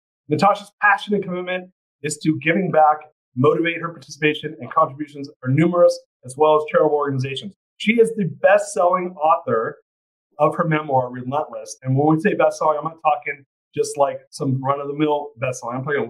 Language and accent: English; Orange County, California, United States; I grew up in Orange County